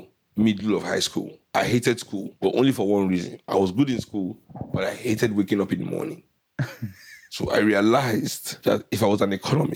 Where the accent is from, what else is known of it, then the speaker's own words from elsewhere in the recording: Kolkata, West Bengal, India; because growing up in Calcutta, everybody was smoking